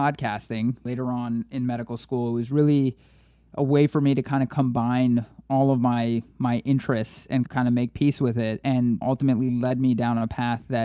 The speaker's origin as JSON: {"language": "English", "area": "Queens and Long Island", "region": "New York", "country": "United States", "tie": "born or raised there", "also_born_or_lived": "Brooklyn, New York", "said": "I was born in Brooklyn, grew up in Queens and Long Island"}